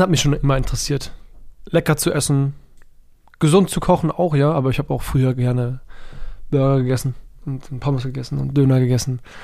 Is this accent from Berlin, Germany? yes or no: yes; Berlin, Germany; als Berliner Junge